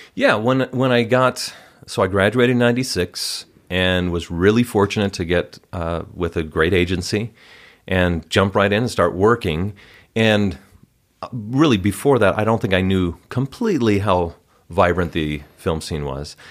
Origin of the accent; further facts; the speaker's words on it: Wauwatosa, Wisconsin, United States; moved away as an adult; also born or lived in Cincinnati, Ohio; now in Utah, United States; I grew up in Wisconsin